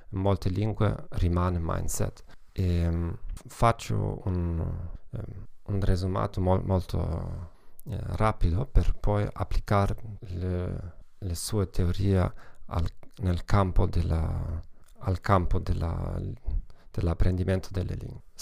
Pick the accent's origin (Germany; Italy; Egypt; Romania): Germany; Italian is a second language; Come vedete non sono italiano affatto, sono tedesco e una piccola precauzione all'inizio, eh, quasi mai non ho la, l'opportunità di parlare italiano